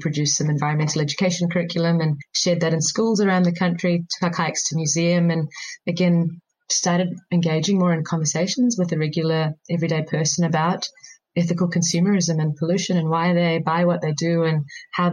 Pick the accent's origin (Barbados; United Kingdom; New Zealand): New Zealand; as an Indian growing up in New Zealand, I used to often visit every couple of years my grandparents back in India.